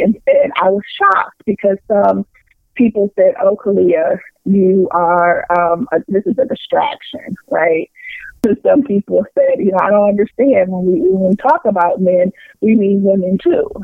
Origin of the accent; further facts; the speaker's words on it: Anderson, Indiana, United States; moved away as an adult; now in Detroit, United States; I grew up in Anderson, Indiana